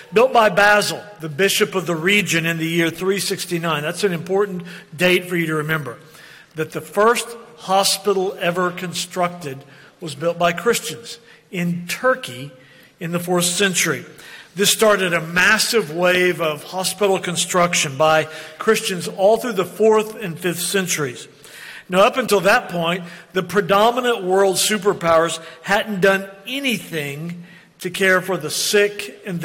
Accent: Oklahoma City, Oklahoma, United States; moved away; growing up in Oklahoma City and living there a portion of our life

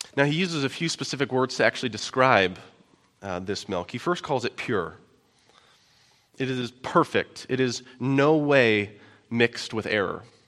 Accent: Omaha, Nebraska, United States; moved away; I'm originally from Omaha, right down by Millard, which used to be West Omaha

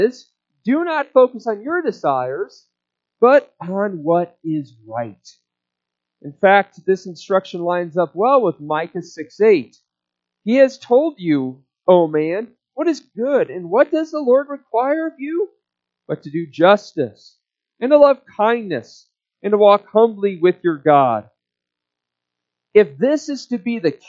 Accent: United States; us Americans

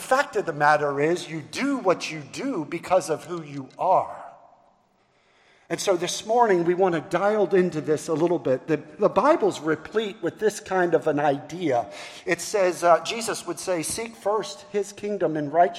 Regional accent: Baltimore, Maryland, United States; now in Charleston, United States; I'm from Baltimore. And so I was born and raised in Baltimore, which makes me a Baltimorean

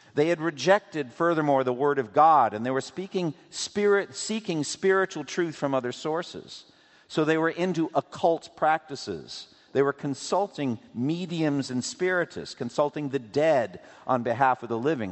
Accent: Framingham, Massachusetts, United States; I was growing up in Boston, in eastern Massachusetts, we would drive from my home in Framingham

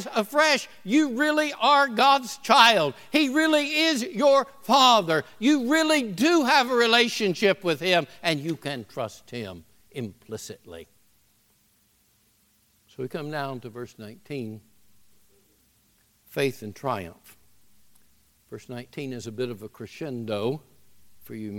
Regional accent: the South, United States; moved away; I'm a Southerner

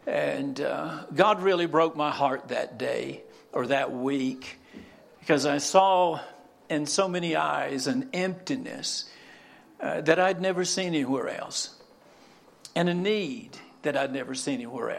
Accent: North Carolina, United States; moved away as an adult; now in South Dakota, United States; So I'm originally from North Carolina. My wife, Sherry, she's sitting back here. We both grew up in North Carolina.

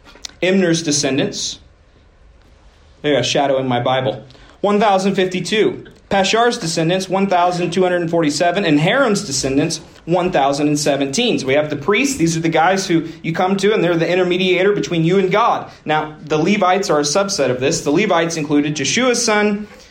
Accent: Woodward, Oklahoma, United States; my hometown

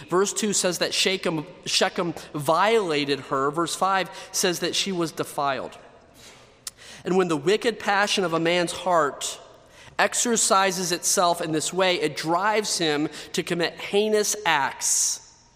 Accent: United States; I was born in the United States of America.

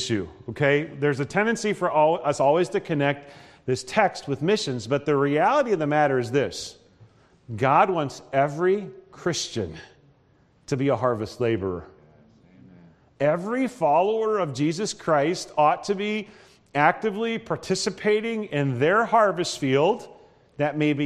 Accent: Nebraska, United States; moved away; also born or lived in northern Iowa; growing up in Nebraska, we stop for coffee all the time

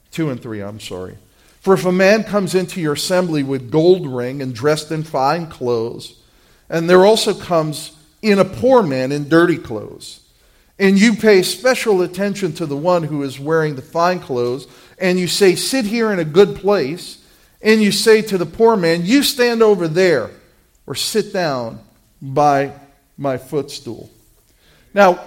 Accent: New York City, New York, United States; When I was a little kid, growing up in Brooklyn

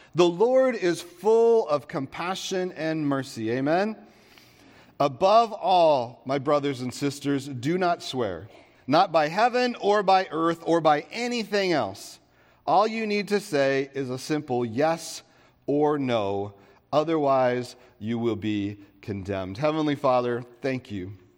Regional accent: United States; coming back to the U S

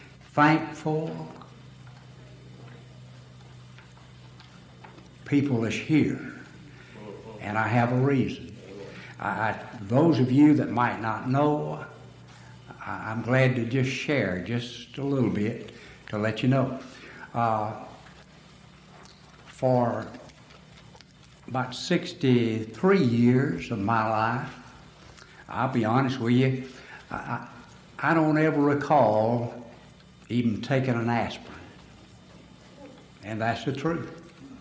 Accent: Alabama, United States; I'm from Alabama because of my voice and language

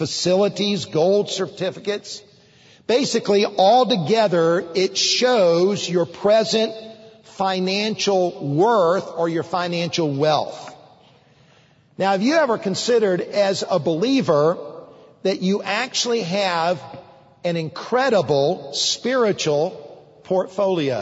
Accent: United States; as an American citizen

